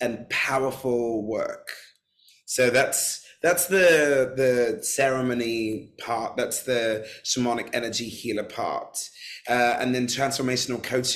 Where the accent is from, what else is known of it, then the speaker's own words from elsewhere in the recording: London, United Kingdom; I'm born and raised in London